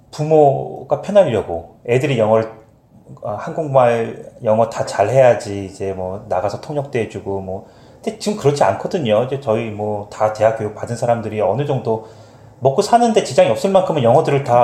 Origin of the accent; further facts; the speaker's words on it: Montreal, Quebec, Canada; born there; 여기서 태어난 나보다는